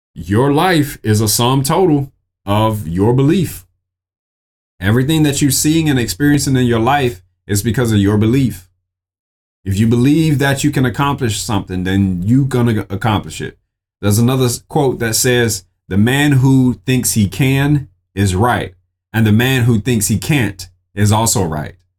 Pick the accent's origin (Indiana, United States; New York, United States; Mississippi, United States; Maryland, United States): Mississippi, United States; I'm from Mississippi